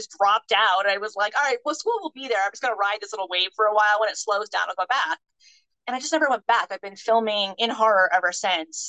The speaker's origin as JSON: {"language": "English", "region": "New Jersey", "country": "United States", "tie": "born or raised there", "also_born_or_lived": "West Coast", "moved": "as an adult", "said": "I grew up in Jersey"}